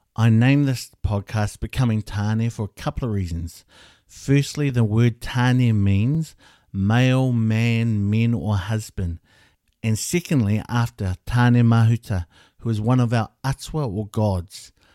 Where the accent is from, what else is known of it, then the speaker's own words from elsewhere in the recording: Hamilton, Waikato, New Zealand; also born or lived in Wellington; I was born in Hamilton